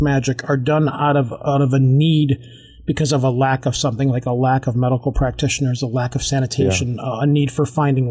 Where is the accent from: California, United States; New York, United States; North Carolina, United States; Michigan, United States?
Michigan, United States; Detroit; I'm from Detroit. I'm from Michigan